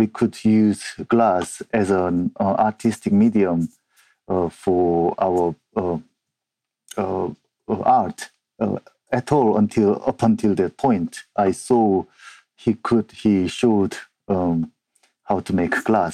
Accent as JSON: {"language": "English", "country": "South Korea", "second_language": "English", "moved": "as an adult", "lives_now": "Edinburgh, United Kingdom", "said": "I'm originally from South Korea. I have been living and working in Edinburgh, Scotland for over 14 years"}